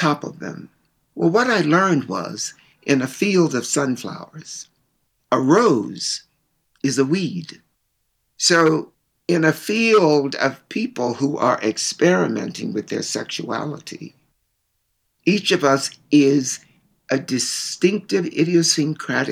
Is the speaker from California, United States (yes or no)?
no; Baltimore, Maryland, United States; moved away; also born or lived in Chicago / New York; I grew up in Baltimore, Maryland, in the innermost of the inner cities.